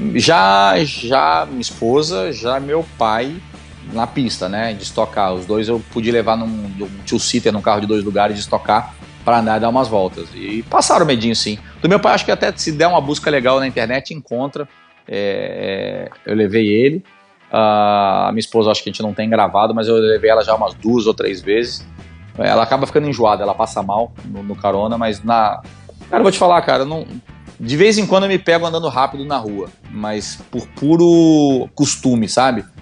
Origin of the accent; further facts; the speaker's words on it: Rio de Janeiro, Brazil; also born or lived in Argentina; Eu sou do Rio, eu, eu comecei a pilotar no Rio de Janeiro, em Jacarepaguá